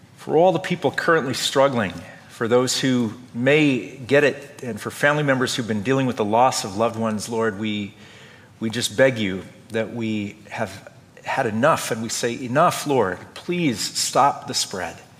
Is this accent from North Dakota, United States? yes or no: yes; North Dakota, United States; Growing up in Lutheran church in North Dakota